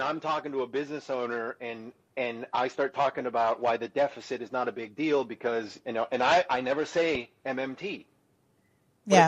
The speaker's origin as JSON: {"language": "English", "region": "California", "country": "United States", "said": "I'm from California"}